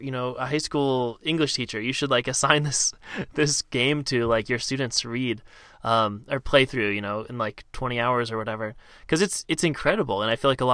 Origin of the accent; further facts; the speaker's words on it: Cincinnati, Ohio, United States; I grew up in Ohio